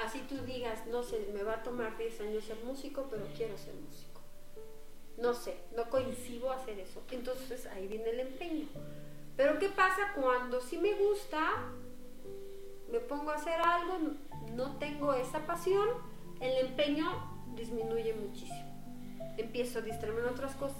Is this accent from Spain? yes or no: no; Mexico; also born or lived in Netherlands / Switzerland; yo pues soy mexicana